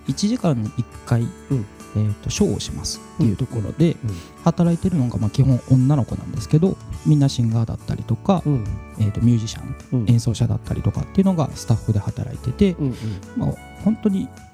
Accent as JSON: {"language": "Japanese", "region": "Hiroshima", "country": "Japan", "tie": "born or raised there", "said": "僕広島出身なんですけども"}